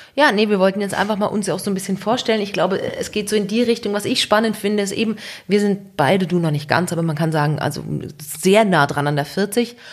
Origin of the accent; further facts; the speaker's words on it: Switzerland; bei uns in der Schweiz